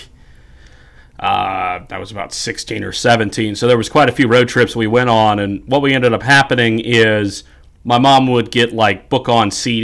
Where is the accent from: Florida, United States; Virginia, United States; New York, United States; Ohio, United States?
Ohio, United States; Edgerton; in my hometown